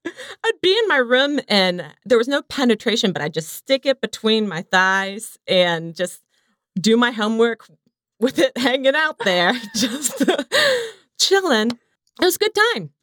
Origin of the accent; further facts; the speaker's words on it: the South, United States; I come from the South, so compared to many people I knew, not religious